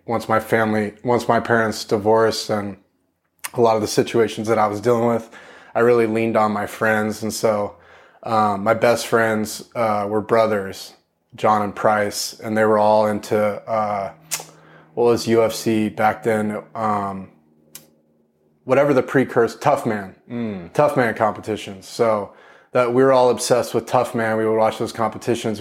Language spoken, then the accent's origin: English; Corpus Christi, Texas, United States; I was born in East Texas, but when I was young, I moved to, uh, Corpus Christi, Texas